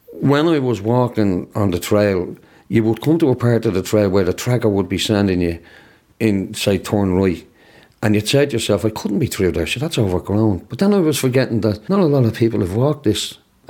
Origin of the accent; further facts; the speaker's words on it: Ireland; No, I'm Irish.